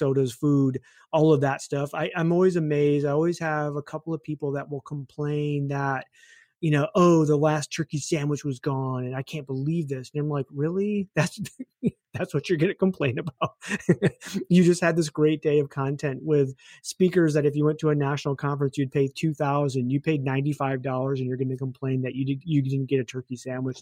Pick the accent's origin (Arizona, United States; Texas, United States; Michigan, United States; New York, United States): Michigan, United States; I grew up in Michigan